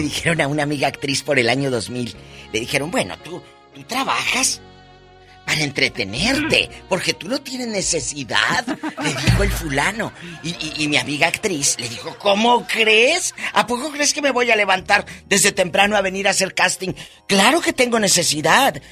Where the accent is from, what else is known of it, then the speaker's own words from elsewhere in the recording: Matamoros, Tamaulipas, Mexico; por mi tierra, en Matamoros